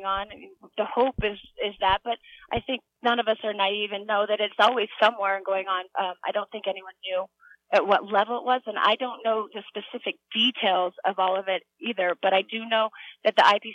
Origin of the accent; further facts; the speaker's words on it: United States; I am an American